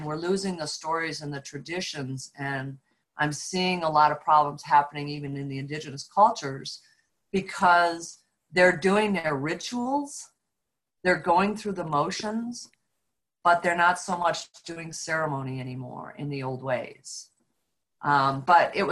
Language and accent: English; upstate New York, United States; we were fortunate to live on a 40-acre farm in upstate New York